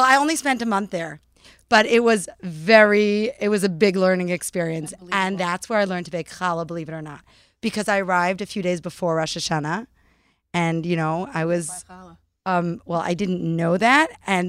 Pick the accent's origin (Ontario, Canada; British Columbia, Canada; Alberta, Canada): British Columbia, Canada; Vancouver; now in New York, United States; In Vancouver, British Columbia.